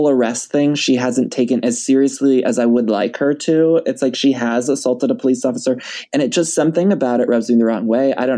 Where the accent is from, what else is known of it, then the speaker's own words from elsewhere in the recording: Ohio, United States; also born or lived in Chicago; now in California, United States; I'm from Ohio. And then I lived in Chicago for a couple years before California. So I'm Midwest.